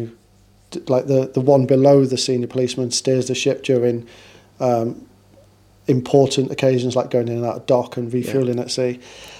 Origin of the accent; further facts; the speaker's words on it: Portsmouth, South East England, United Kingdom; also born or lived in Manchester; So I was brought up, although I was born in Manchester, my dad was in the Navy, so I was brought up in Portsmouth.